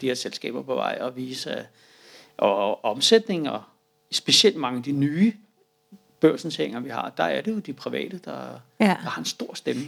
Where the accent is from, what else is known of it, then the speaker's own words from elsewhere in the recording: Denmark; som danskere